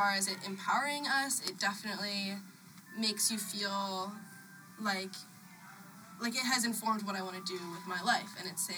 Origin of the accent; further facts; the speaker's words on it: Chicago, Illinois, United States; we're all from Chicago